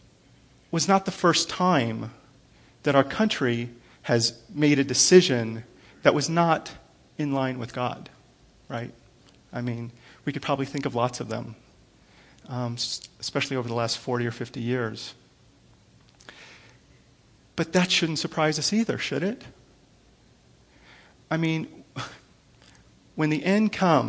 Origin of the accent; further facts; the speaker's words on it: United States; I'm an American